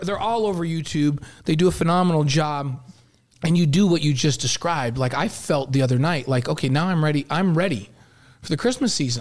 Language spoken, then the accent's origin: English; New York, United States; moved away; growing up in New York as a Giants guy